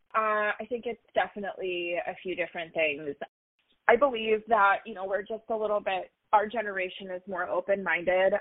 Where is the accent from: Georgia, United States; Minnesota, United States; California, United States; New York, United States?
Minnesota, United States; Duluth; also born or lived in Orlando, Florida; I was born um, and raised in a smaller town up north in Minnesota called Duluth